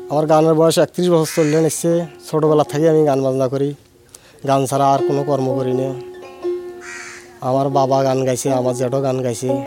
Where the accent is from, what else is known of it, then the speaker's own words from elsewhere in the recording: Gaibandha, Rangpur Division, Bangladesh; আমার বাড়ি উত্তর একতারি খোলাহাটি ইউনিয়ন গাইবান্ধা জেলা সদর গাইবান্ধা